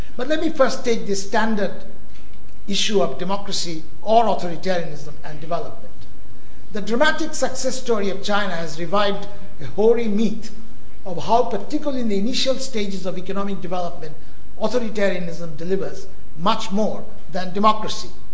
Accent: India; moved away; When I grew up in India

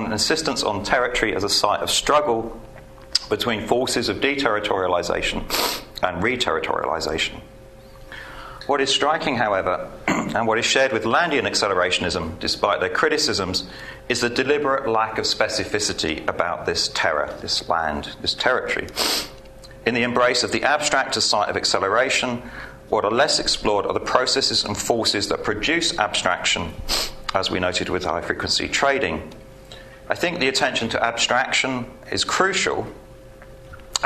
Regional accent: United Kingdom; I'm British.

